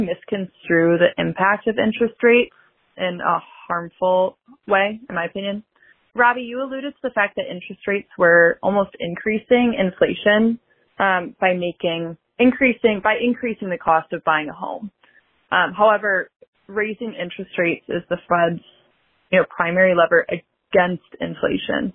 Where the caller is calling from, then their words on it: Chicago, Illinois, United States; I'm calling from Chicago